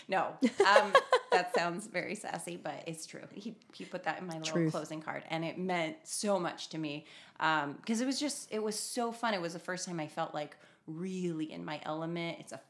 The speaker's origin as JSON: {"language": "English", "town": "Paso Robles", "region": "California", "country": "United States", "tie": "born or raised there", "said": "I grew up in Paso Robles, wine country."}